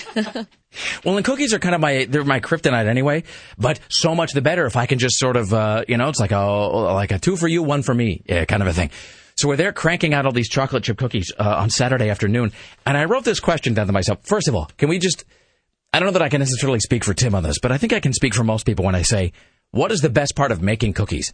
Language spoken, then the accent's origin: English; Tri-Cities, Washington, United States; when you're growing up in the Tri Cities, Washington, which is Kennewick and Pasco and Richland